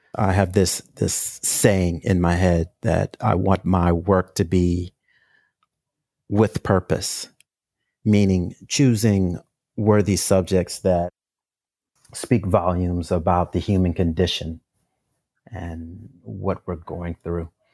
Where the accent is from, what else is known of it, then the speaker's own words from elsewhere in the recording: St. Louis, Missouri, United States; moved away as an adult; now in New York City, United States; I'm originally from St. Louis, Missouri. I moved to New York City in 1995 to attend the School of Visual Arts